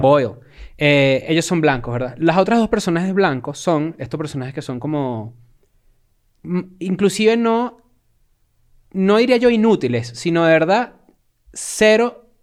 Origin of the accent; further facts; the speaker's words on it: Venezuela; now in Mexico; nosotros como consumidores desde acá de México y siendo venezolanos